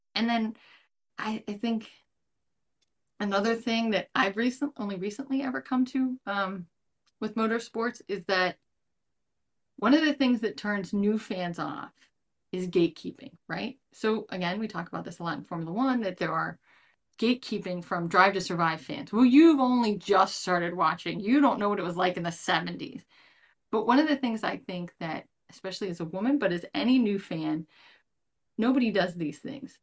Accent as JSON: {"language": "English", "country": "United States", "said": "as an American fan"}